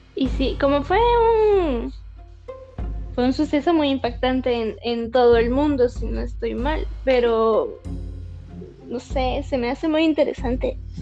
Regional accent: Guatemala; como persona guatemalteca

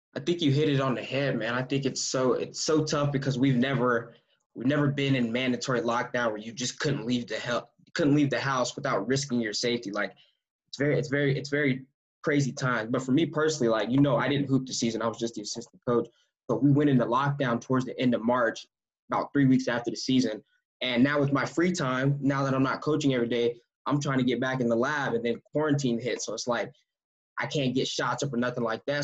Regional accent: United States; moved away as an adult; now in Canada; we're two American guards with two different you know backgrounds, but we're both here in Canada

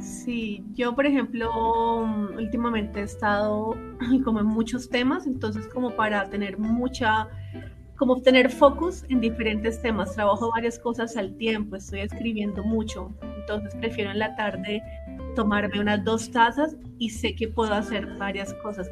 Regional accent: Colombia; yo como colombiana

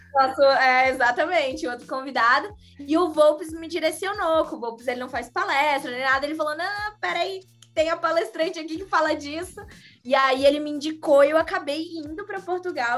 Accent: Florianópolis, Santa Catarina, Brazil; accent: manezinho da ilha; moved away as an adult; also born or lived in São Paulo

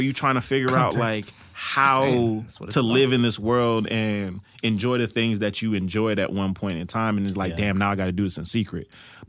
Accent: East Coast, United States; I'm from the East Coast

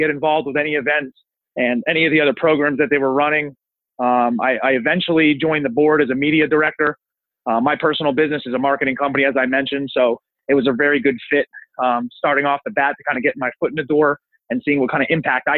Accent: Northeast, United States; I come from the Northeast. It's a little bit different of an area up there. It's a small town. Everybody knows everybody.

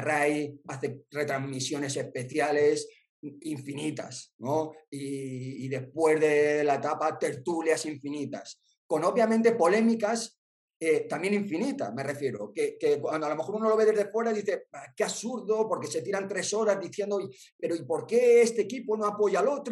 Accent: Spain; los españoles

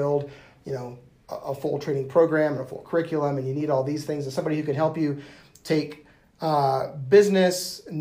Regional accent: United States; moved away as an adult; also born or lived in Wyoming / Nebraska; now in Denver, United States; growing up in Wyoming and Nebraska, we'd always come to Denver

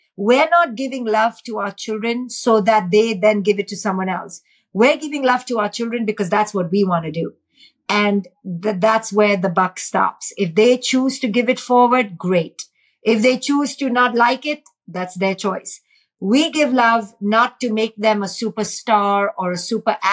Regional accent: India; in India, growing up in India, watching poverty

